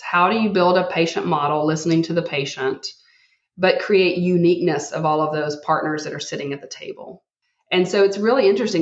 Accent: Texas, United States; as a Texan

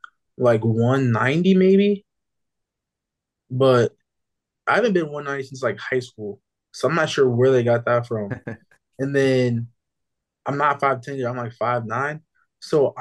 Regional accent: New Mexico, United States; growing up in New Mexico

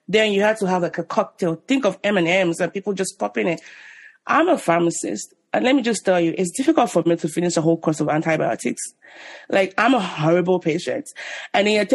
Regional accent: Nigeria; moved away as an adult; also born or lived in Ibadan, Nigeria; now in United States; I was born in Nigeria in the 80s. And I left when I was 25

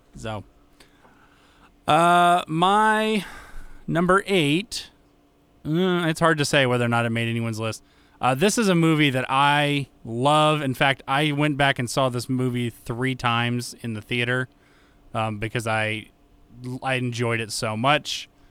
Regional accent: United States; being an American

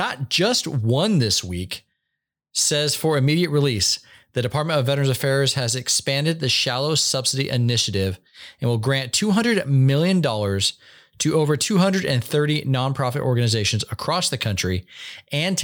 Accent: Humptulips, Washington, United States; moved away; also born or lived in Hoquiam, Washington / Aberdeen, Washington; If you know where the town of Hump Tulips is, population 300, I grew up out there.

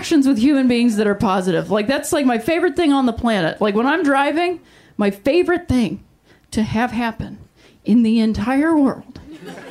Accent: Ohio, United States; moved away as an adult; also born or lived in Indiana; I'm from Ohio, and then I lived in Indiana.

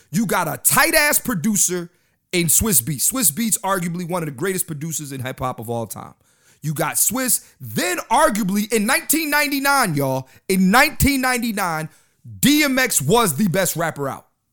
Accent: Philadelphia, Pennsylvania, United States; when I was growing up in Philly.

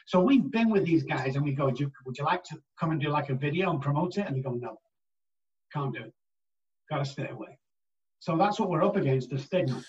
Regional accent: England, United Kingdom; moved away as an adult; now in United States; my accent gets me a long way over here, where I'm just a normal guy back in England

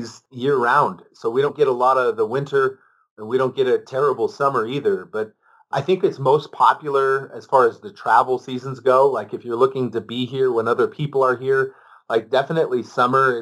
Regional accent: Ventura, California, United States

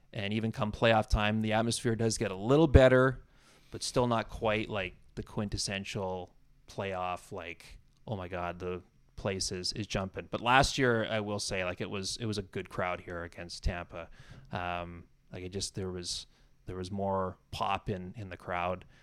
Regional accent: Campbell River, British Columbia, Canada; moved away as an adult; now in Toronto, Canada; I grew up in Campbell River, uh, town of about thirty

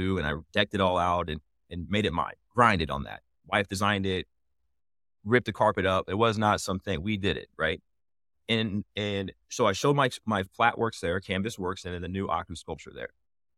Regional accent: Indianapolis, Indiana, United States; Yeah. So I'm from Indianapolis, hometown, like something near and dear to my heart.

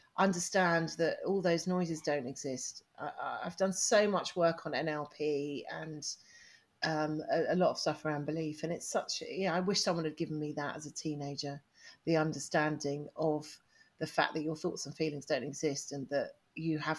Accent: England, United Kingdom; I was English

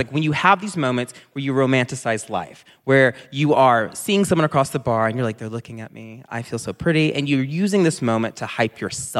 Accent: the South, United States; You are black, and we grew up in the South, so you can talk to us.

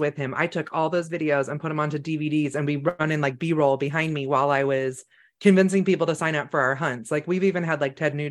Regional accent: Northern California, United States; I grew up in Northern California, which is actually very country

